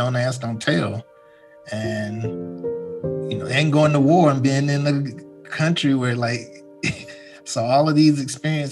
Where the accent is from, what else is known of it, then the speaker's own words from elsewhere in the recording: Washington, North Carolina, United States; moved away; also born or lived in New York City; I was born in a small coastal town in eastern North Carolina called Washington, North Carolina